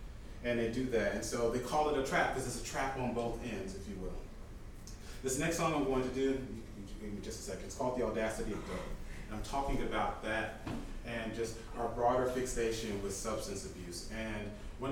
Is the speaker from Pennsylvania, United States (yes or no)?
no; Atlanta, Georgia, United States; I grew up in the Atlanta area.